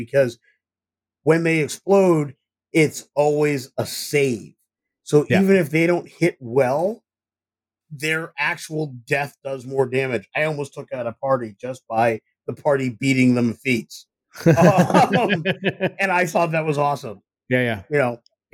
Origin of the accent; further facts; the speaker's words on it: Ithaca, New York, United States; I'm from Ithaca, New York